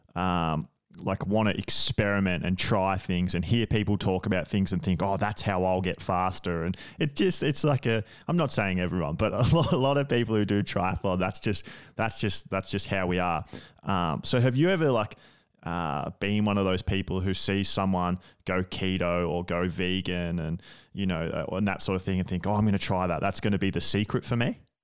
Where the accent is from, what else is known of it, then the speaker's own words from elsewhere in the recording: Australia; I'm from Australia, and, like, beaches are just a massive part of our culture